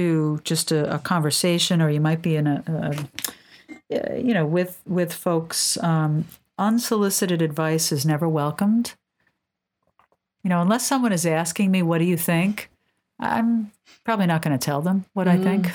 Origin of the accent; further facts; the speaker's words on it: New York City, New York, United States; I'm born and raised in Manhattan